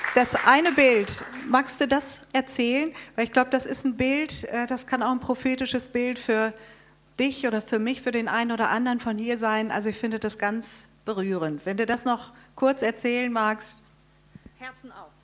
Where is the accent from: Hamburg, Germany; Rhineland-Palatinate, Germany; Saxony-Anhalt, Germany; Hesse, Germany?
Hesse, Germany; Darmstadt; Wir kommen aus Darmstadt